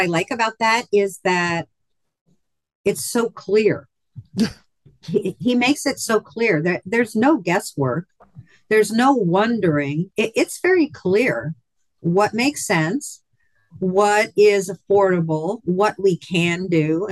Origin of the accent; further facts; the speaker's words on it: Philadelphia, Pennsylvania, United States; also born or lived in West Coast; now in Hot Springs Village, United States; I was actually born and raised in Philadelphia